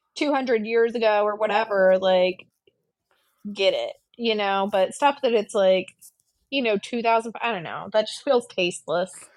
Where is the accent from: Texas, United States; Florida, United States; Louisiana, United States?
Florida, United States; Pensacola; I'm from Pensacola, and like, at the time, I wasn't living in Pensacola, I was living in South Florida, but I grew up in Pensacola